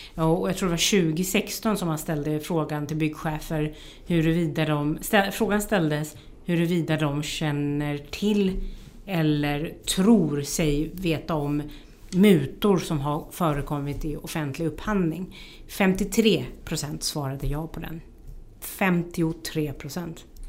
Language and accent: Swedish; Sweden; jag som, som svensk